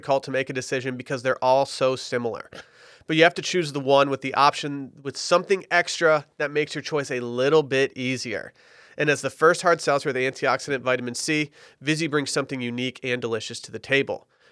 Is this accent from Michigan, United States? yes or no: yes; Harbor Springs, Michigan, United States; now in Austin, United States; my hometown, Harbor Springs, Michigan